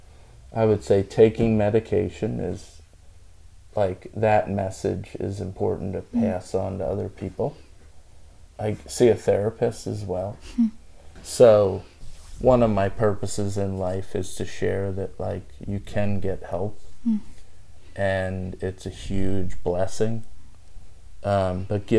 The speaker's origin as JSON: {"language": "English", "region": "the South", "country": "United States", "said": "we came from the South, and... what that means, and my family's originally from Spain, from Mallorca, Spain."}